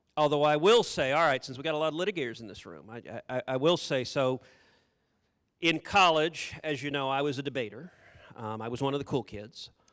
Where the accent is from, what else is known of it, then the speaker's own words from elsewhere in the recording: Texas, United States; I'm a Texan.